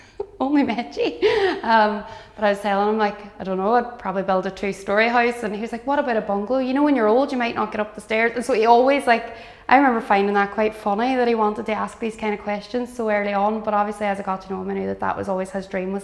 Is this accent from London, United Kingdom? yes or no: no; Derry, Northern Ireland, United Kingdom; I'm from Derry City myself